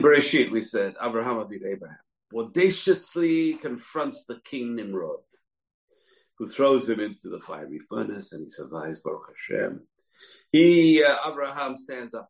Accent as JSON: {"language": "English", "region": "England", "country": "United Kingdom", "tie": "born or raised there", "said": "Growing up as a little kid in England in the 60s, in the 70s"}